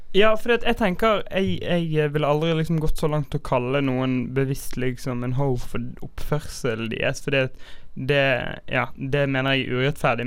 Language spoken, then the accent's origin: Norwegian; Bergen, Vestland, Norway; vi som bergensere